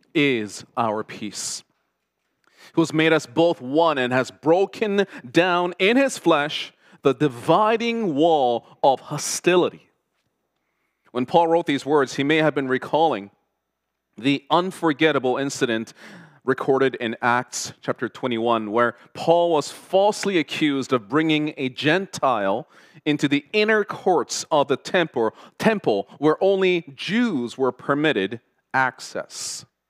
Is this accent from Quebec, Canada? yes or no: no; Toronto, Ontario, Canada; first language Korean; English is a second language; also born or lived in South Korea; growing up in Toronto in the 80s and 90s as an immigrant from South Korea, who could not speak a word of English